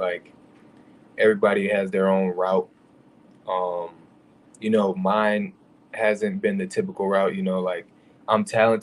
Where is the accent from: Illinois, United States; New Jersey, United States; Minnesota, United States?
Illinois, United States; Aurora; I'm from the West Side, Aurora, grew up there